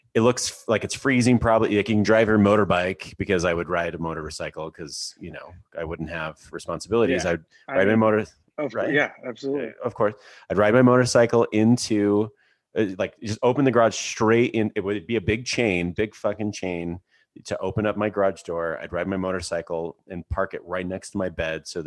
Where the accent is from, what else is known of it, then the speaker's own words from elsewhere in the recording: Alberta, Canada; now in Park City, United States; I grew up in Canada and like I grew up in Alberta